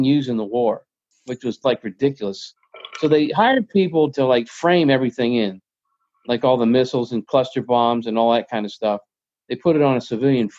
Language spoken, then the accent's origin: English; Rockville, Maryland, United States; also born or lived in Georgia / West Coast; now in Virginia, United States; I grew up in actually Rockville, Maryland